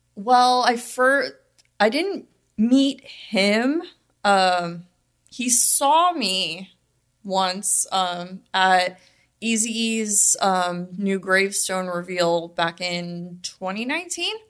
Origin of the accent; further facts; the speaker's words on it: Las Vegas, Nevada, United States; I'm from Vegas, born and raised